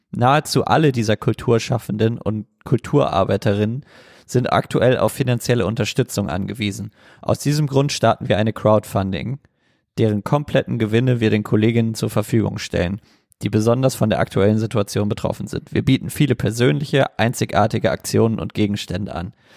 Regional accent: Germany; als Deutscher

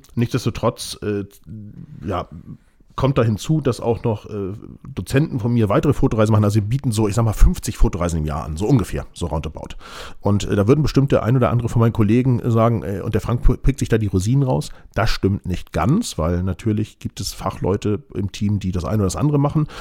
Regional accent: Hamburg, Germany; ich bin bestimmt ein Nordlicht, weil als Hamburger Jung, ich meine, ich würde auch sagen, Hamburg liegt im Norden

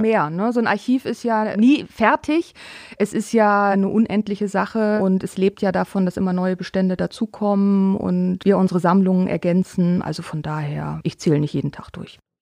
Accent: Northern Germany, Germany; moved away as an adult; also born or lived in Trier; now in Bitburg, Germany; Ich komme normalerweise aus Norddeutschland und bin dann sozusagen hier hängen geblieben

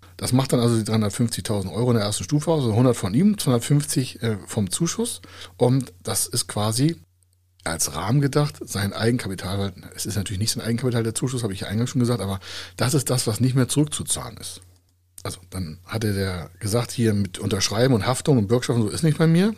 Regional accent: Hamburg, Germany; Bei uns in Hamburger

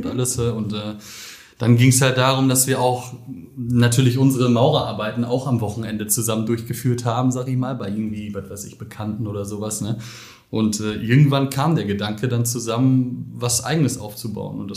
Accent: Billerbeck, North Rhine-Westphalia, Germany; 29 Jahre alt. Ich bin einer der Ms von M2. Ähm, ja, ich komme gebürtig aus Billerbeck, schon ewig.

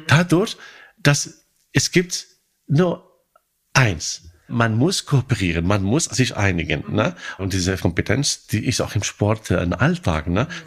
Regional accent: Morocco; German is a second language; moved away as an adult; also born or lived in Hannover; now in Germany; Ich komme aus Marokko

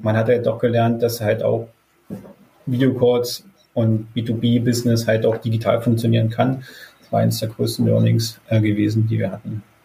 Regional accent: Wittenberg, Saxony-Anhalt, Germany; kommen die Gründer, also Simon und ich, hier auch gebürtig aus der Lutherstadt Wittenberg

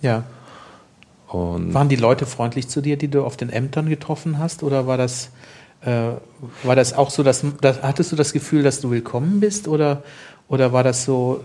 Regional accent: Germany; als Deutscher

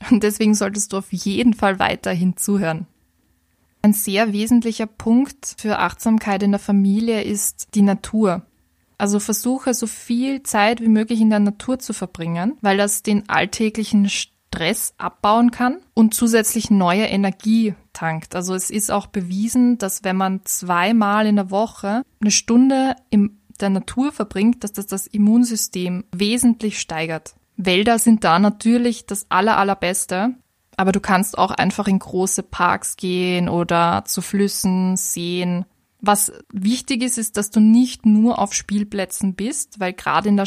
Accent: Vienna, Austria; vor allem als Wienerin kenne ich das, dass es manchmal ein bisschen netter ist, auf seine Gedanken zu achten, anstatt sich den grantigen Leuten in der U-Bahn widmen zu müssen.

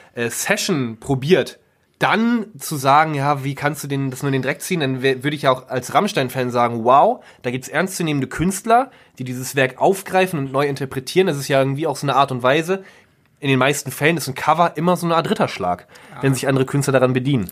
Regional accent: Germany; als guter Deutscher

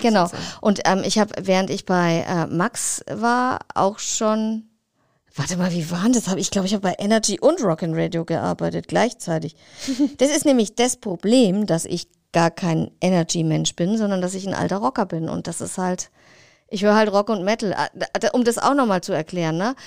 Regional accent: Rasch, Bavaria, Germany; also born or lived in Oberferrieden; ich bin in einem 1000 Seelendorf, 800 waren es, äh, aufgewachsen, in Rasch bei Altdorf, wohne jetzt in Oberverrieden

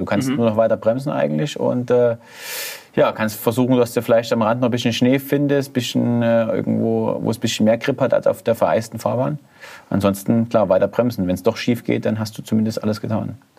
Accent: Zwickau, Saxony, Germany; ich komme ja so aus Zwickau, Erzgebirgsvorland

